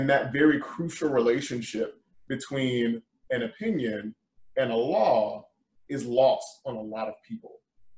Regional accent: Georgia, United States; just against the idea that I was actually from Georgia.

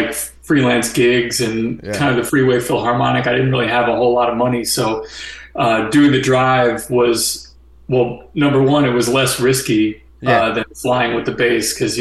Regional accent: Long Island, New York, United States; moved away as an adult; also born or lived in Ohio; now in San Diego, United States; I'm originally from Long Island

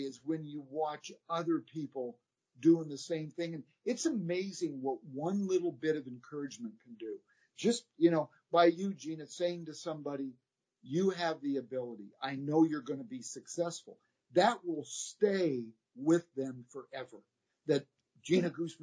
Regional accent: Midwest, United States; we're from the Midwest

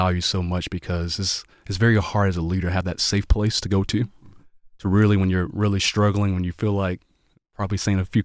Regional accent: the South, United States; I'm from the I'm from the South too. My parents are in the military.

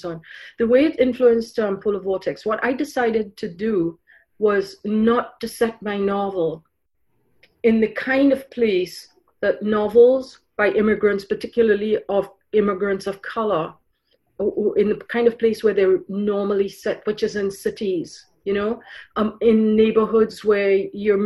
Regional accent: Trinidad & Tobago; moved away as an adult; also born or lived in Ireland; now in Canada; I grew up in Trinidad. I went from Ireland to Trinidad when I was 3 months old. And then I moved to Canada when I was 19 for university, and then 23 to live here fully.

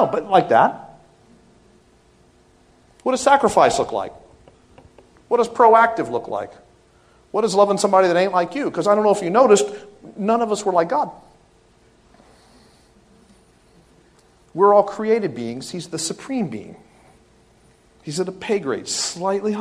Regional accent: the South, United States; I am from the South

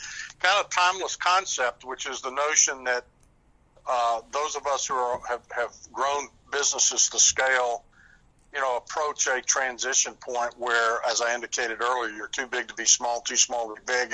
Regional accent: Southern United States, United States; accent: Southern

